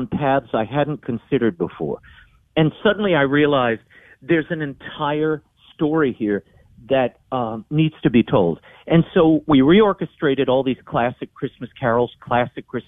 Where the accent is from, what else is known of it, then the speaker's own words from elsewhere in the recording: New Orleans, Louisiana, United States; being in New Orleans, I was surrounded by music